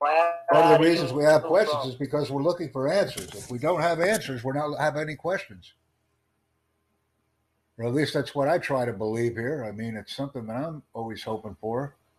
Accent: United States; And of course, I'm from the United States and proud of the fact.

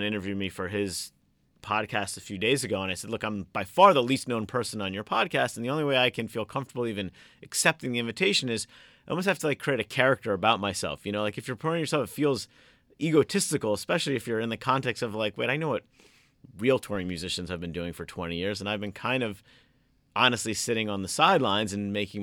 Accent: Kendall, Florida, United States; we grew up in Kendall here

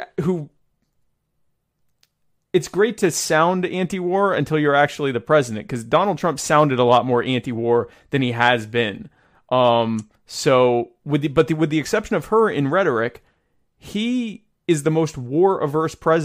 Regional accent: the South, United States; I was raised in the South and sound like this.

